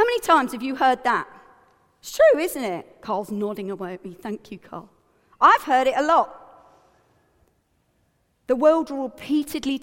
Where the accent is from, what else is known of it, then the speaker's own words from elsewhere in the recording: United Kingdom; I'm also British